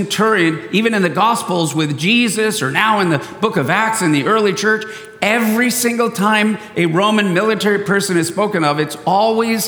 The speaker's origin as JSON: {"language": "English", "town": "San Diego", "region": "California", "country": "United States", "tie": "born or raised there", "said": "I was born and raised in San Diego"}